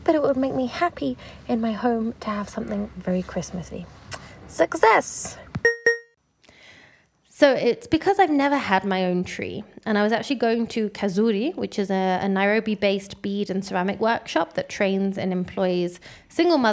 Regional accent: London, United Kingdom; growing up in London

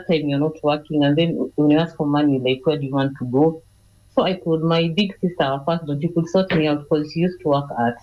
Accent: Nairobi, Kenya; I grew up in Eastleigh

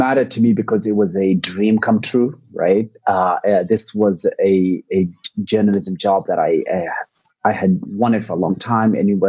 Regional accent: Nairobi, Kenya; also born or lived in Mogadishu, Somalia / New York, United States; I was born in Nairobi, Kenya, and spent the better part of my life here, but I also grew up in Mogadishu, Somalia. For several years of my childhood. And so I like to say that, my head is in Nairobi, but my heart is in Mogadishu.

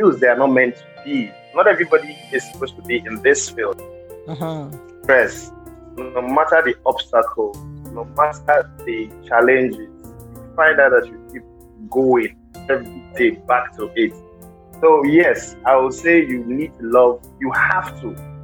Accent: Delta, Nigeria; I'm from Delta State

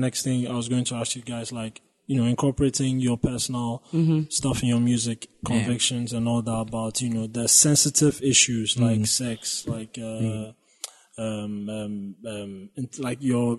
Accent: Ghana; As a Ghanaian, it felt like I could relate to a lot of things in that sense

